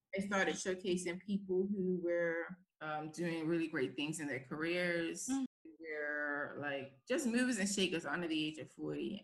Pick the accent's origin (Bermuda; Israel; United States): Bermuda; moved away as an adult; now in London, United Kingdom; I'm from Bermuda.